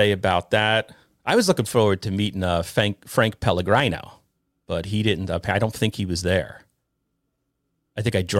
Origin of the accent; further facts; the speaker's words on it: Ireland; I'm Irish, right? So I'm filming in a bar to me is taboo, you know.